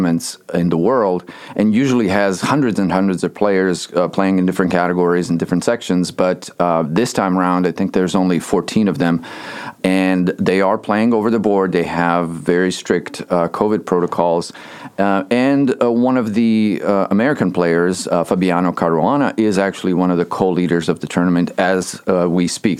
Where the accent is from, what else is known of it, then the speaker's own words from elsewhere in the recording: Bosnia & Herzegovina; moved away; I grew up in Bosnia, Bosnia-Herzegovina, back in Europe.